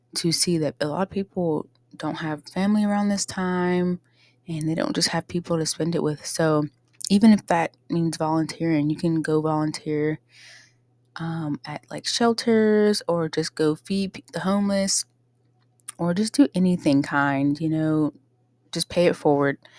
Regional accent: Pittsburgh, Pennsylvania, United States; now in Ohio, United States; I grew up in Pittsburgh, Pennsylvania

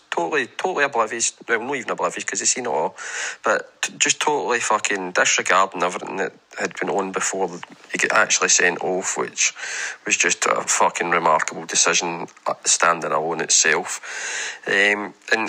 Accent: Glasgow, Scotland, United Kingdom; Growing up in Tory Glen

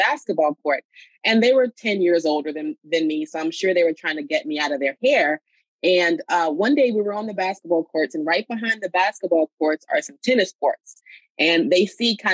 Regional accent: Miami Shores, Florida, United States; moved away as an adult; now in New York, United States; I grew up in Miami Shores, Florida

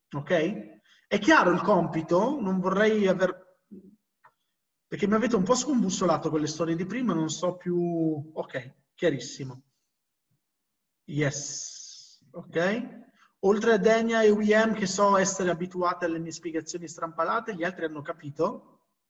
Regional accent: Morocco; essendo marocchino

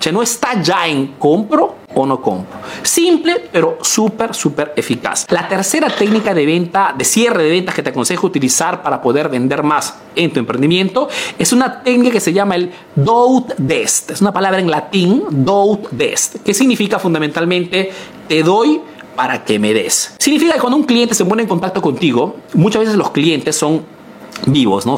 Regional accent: Peru; now in Italy

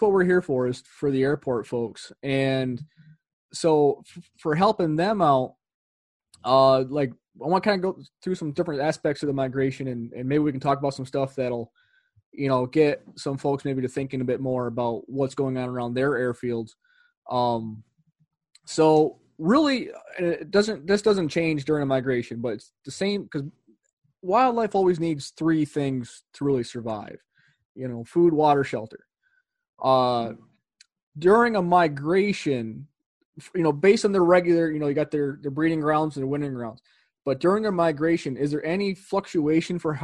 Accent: Northern New York, United States; I'm from Northern New York

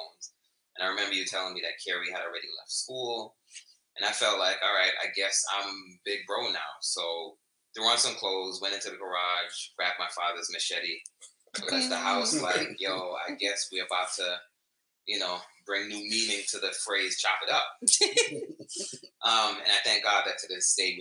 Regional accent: New York City, New York, United States; we're from the Bronx

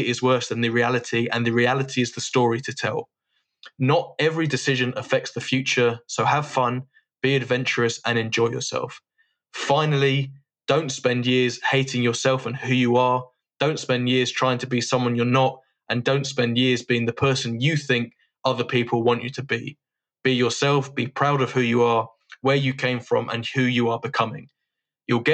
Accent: London, United Kingdom; I grew up in Hampstead Garden suburb

